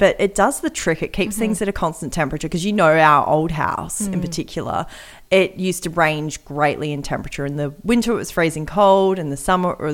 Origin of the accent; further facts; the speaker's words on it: Australia; we're Australian